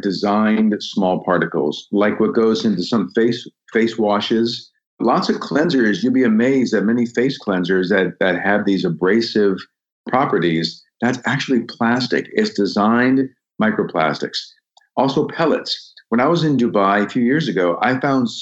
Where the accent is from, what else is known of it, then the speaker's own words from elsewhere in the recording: United States; my home country